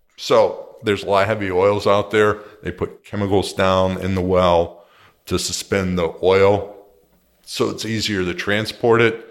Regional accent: Pittsburgh, Pennsylvania, United States; also born or lived in Southern California; now in Costa Mesa, United States; I'm originally from Pittsburgh, where they made steel

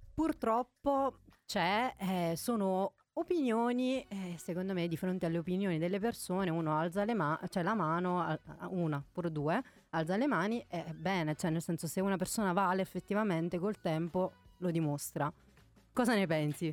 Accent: Naples, Campania, Italy; moved away; io da buona napoletana

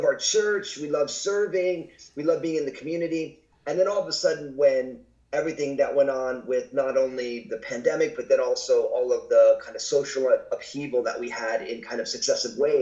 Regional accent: New Jersey, United States; now in Pacific Northwest, United States; I was born and raised in New Jersey

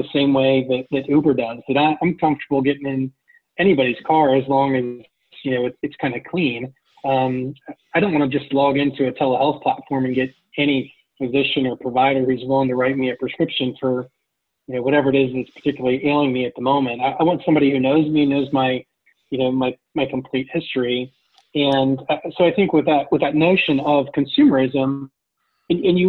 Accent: Ohio, United States; I'm from Ohio where we used to have MAC cards

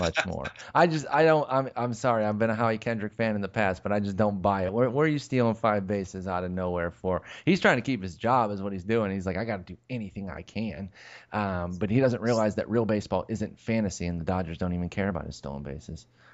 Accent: Texas, United States; I'm from Texas

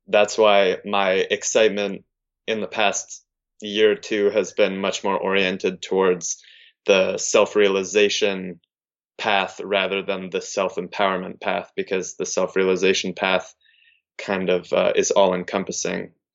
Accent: California, United States; moved away; I'm from California

